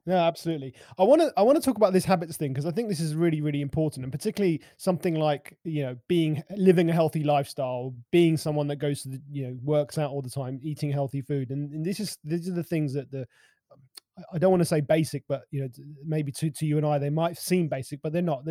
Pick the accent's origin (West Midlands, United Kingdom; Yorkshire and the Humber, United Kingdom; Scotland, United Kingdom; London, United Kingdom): London, United Kingdom; I'm a Londoner. I mean, I live just on the outskirts of London.